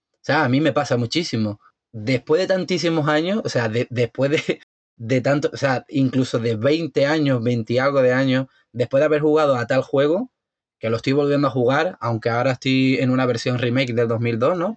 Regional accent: Spain; soy español

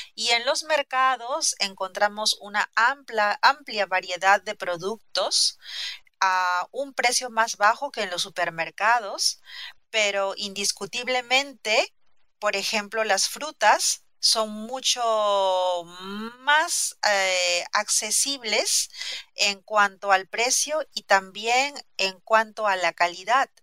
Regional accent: Lima, Peru; soy peruana, he nacido en Lima, la capital.

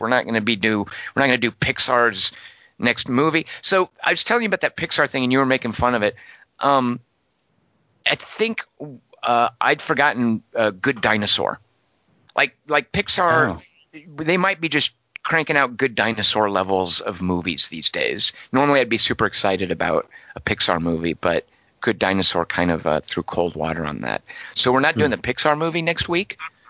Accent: Arkansas, United States; I'm from Arkansas, and Arkansas is Missouri adjacent. So for all intents and purposes, you could say I'm from Missouri.

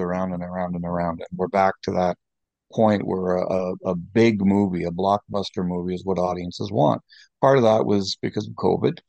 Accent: Canada; I'm a Canadian film critic

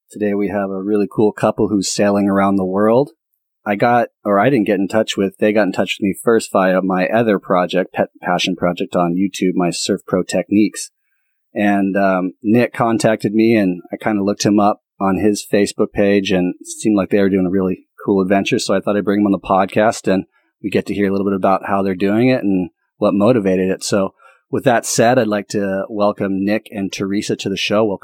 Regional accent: London, United Kingdom; moved away as an adult; born there, raised there, yeah, worked there.

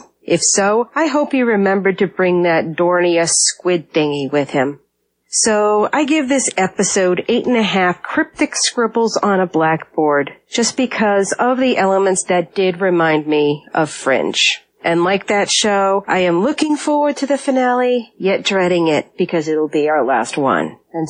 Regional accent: Norfolk, Virginia, United States; from Norfolk, from my hometown

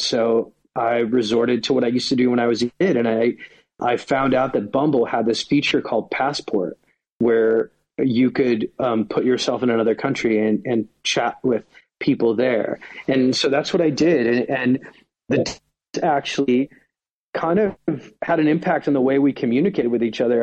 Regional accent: United States; also born or lived in Sweden; I went to college in Sweden, even though I'm from America

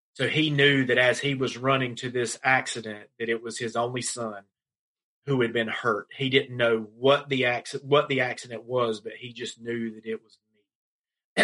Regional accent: Laurinburg, North Carolina, United States; my hometown of Laurinburg, North Carolina

